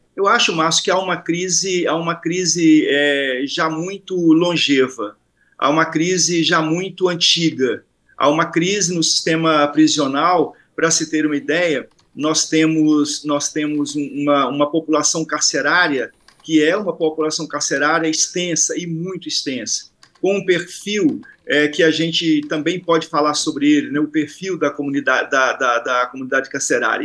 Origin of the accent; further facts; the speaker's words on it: Rio de Janeiro, Brazil; eu sou do Rio de Janeiro